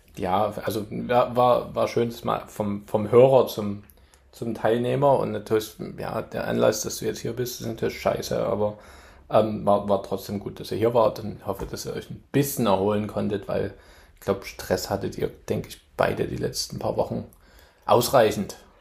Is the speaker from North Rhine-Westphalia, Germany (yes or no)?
no; Chemnitz, Saxony, Germany; moved away as an adult; now in New York, United States; ich komme aus Chemnitz, Chemnitz-Tal